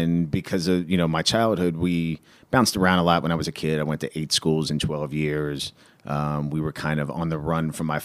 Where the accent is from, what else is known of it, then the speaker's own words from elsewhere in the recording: Cincinnati, Ohio, United States; I grew up in Cincinnati, and the west side of Cincinnati is very, very blue collar.